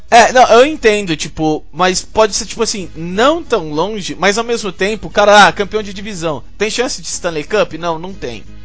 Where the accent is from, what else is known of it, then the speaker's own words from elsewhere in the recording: Brazil; eu sou brasileiro